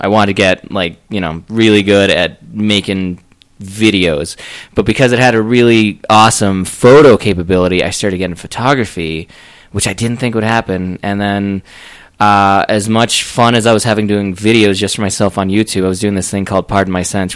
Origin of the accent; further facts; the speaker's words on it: Florida, United States; now in Colorado Springs, United States; I'm from Florida